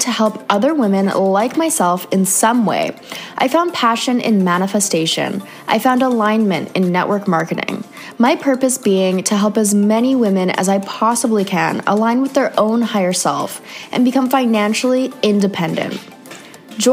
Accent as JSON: {"language": "English", "country": "Canada", "moved": "yes", "said": "another Canadian girl"}